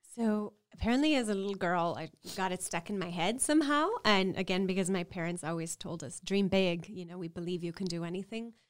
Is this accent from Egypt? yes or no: no; Laredo, Texas, United States; growing up in South Texas on the U S-Mexico border in Laredo, and as a, I'm a proud Mexican American